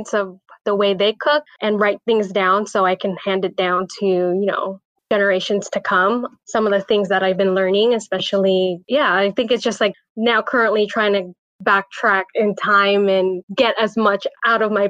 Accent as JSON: {"language": "English", "town": "Buena Park", "region": "California", "country": "United States", "tie": "born or raised there", "said": "I grew up in Buena Park, which is in Orange County here in California"}